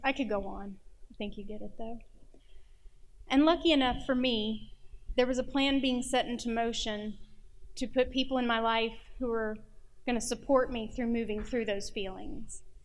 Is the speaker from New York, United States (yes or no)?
no; Nashville, Tennessee, United States; I'm from Nashville